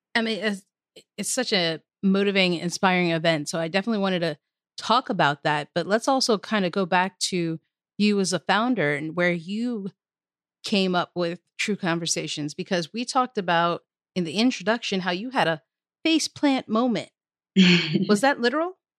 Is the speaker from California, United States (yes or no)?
no; Maryland, United States; my home state of Maryland